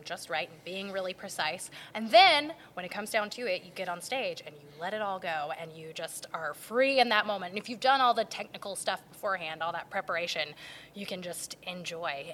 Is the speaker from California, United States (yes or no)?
no; Garner, North Carolina, United States; I grew up in Garner